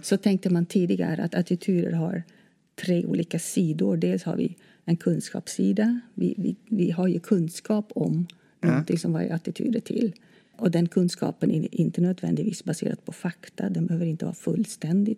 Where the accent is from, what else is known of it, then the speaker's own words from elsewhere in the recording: Netherlands; Swedish is a second language; moved away as an adult; now in Sweden; Då jag kom till Sverige i slutet på 80-talet då hade jag läst eh, lite svenska i mitt hemland, Nederländerna.